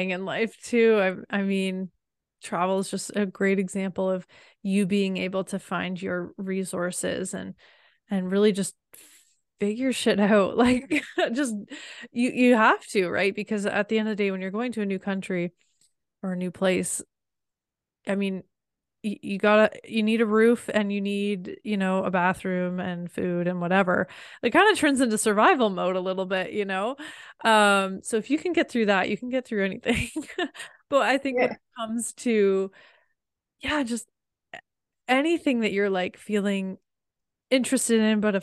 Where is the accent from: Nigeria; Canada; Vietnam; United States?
Canada; born or raised there